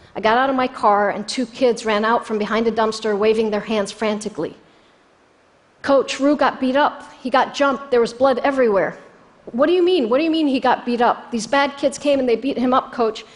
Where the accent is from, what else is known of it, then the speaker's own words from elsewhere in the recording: Jordan; moved away as an adult; now in United States; I was born in Jordan 11 years later.